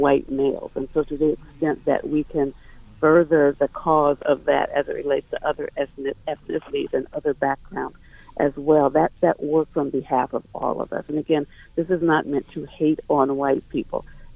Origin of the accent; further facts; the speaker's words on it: Ohio, United States; moved away as an adult; also born or lived in North Carolina; We're from Ohio. We had moved to North Carolina. And I, growing up in Ohio